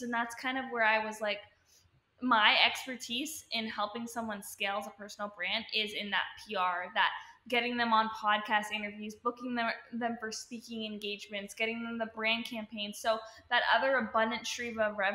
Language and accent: English; Toronto, Ontario, Canada; moved away as an adult; now in Los Angeles, United States; I am from Canada, Toronto, Ontario